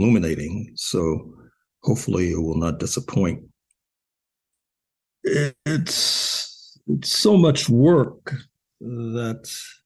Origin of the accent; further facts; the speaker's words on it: St. Louis, Missouri, United States; growing up in Jim Crow St. Louis, parents from Mississippi